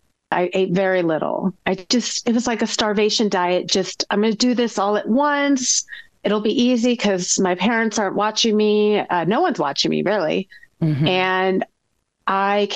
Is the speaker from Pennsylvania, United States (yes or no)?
no; Bay Area, California, United States; I grew up in the Bay Area, born and raised.